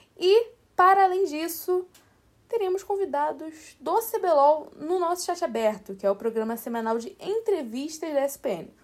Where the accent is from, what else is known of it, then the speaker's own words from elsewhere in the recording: Rio de Janeiro, Brazil; accent: carioca; meu sotaque é carioca, assim, eu sou do Rio.